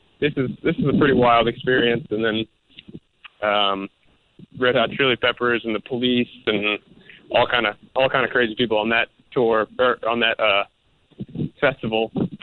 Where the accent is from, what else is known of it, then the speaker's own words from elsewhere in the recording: Northern Virginia, United States; also born or lived in Harrisonburg, Virginia; I grew up in Northern Virginia, right outside of D.C.